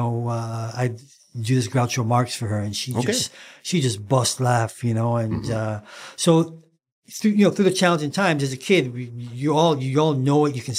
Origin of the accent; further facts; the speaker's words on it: England, United Kingdom; moved away; I came from England. You know, I didn't know the trends or styles. You know, I came over and, you know, they bought me all the wrong things.